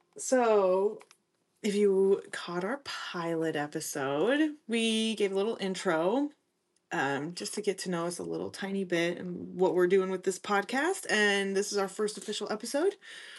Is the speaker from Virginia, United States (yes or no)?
no; Arizona, United States; We grew up in Arizona.